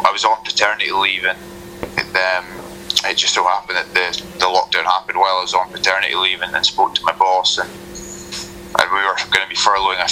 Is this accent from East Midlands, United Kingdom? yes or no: no; Newmarket, Scotland, United Kingdom; also born or lived in United States; growing up in Newmarket, you know, the village where I grew up